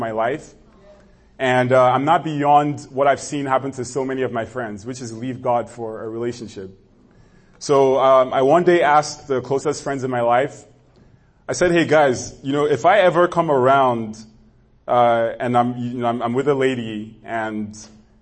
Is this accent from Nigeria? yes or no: yes; Nigeria; moved away; growing up in Nigeria